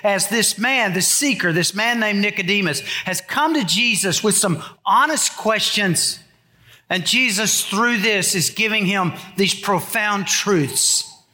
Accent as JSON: {"language": "English", "country": "United States", "tie": "born or raised there", "said": "I was born in America."}